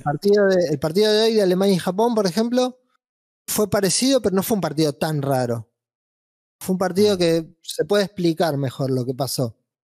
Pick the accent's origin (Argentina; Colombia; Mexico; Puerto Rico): Argentina